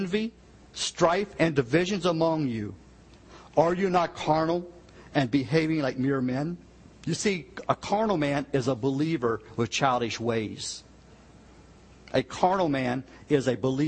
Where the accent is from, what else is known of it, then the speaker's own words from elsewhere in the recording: United States; I grew up in the Virginia, West Virginia line